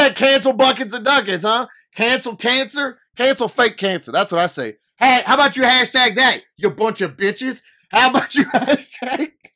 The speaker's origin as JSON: {"language": "English", "region": "Louisiana", "country": "United States", "said": "I'm an idiot from Louisiana"}